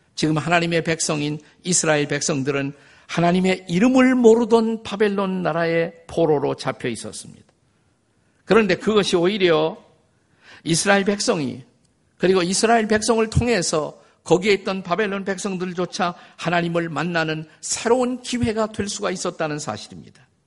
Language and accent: Korean; South Korea; 저는 우리 한국인들이라고 생각을 합니다